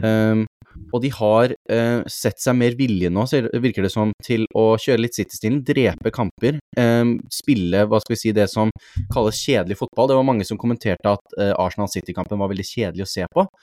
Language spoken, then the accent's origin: Norwegian; Norway; som nordmenn